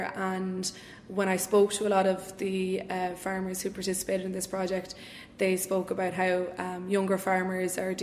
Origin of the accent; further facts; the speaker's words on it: Roscommon, Connacht, Ireland; I grew up in Roscommon, and I went to the convent of Mercy school in town here